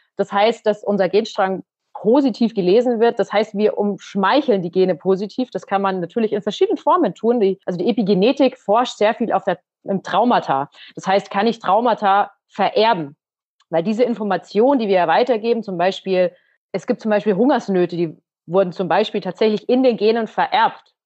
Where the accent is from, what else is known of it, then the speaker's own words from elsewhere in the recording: Munich, Bavaria, Germany; aus unserer Heimatstadt. Wir kommen ja beide aus dem Umkreis, also aus dem Norden Münchens